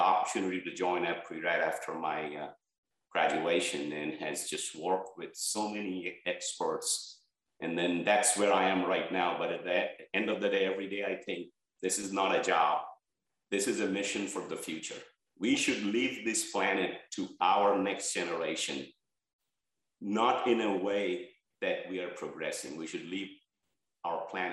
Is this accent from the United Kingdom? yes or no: no; Bangladesh; moved away as an adult; now in United States; where I was born in Bangladesh